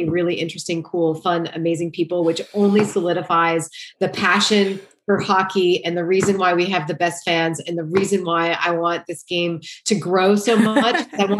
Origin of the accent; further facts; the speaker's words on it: Great Falls, Montana, United States; moved away as an adult; also born or lived in Boulder, Colorado; I grew up in Great Falls, Montana